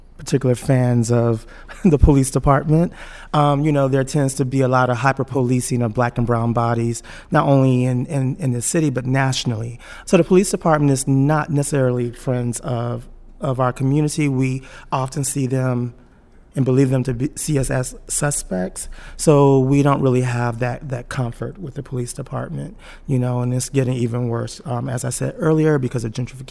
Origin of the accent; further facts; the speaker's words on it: Texas, United States; now in New York City, United States; I come from Texas